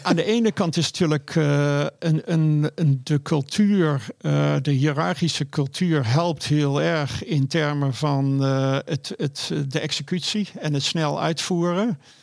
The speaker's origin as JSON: {"language": "Dutch", "country": "Netherlands", "moved": "yes", "said": "Ik ben een local in Nederland"}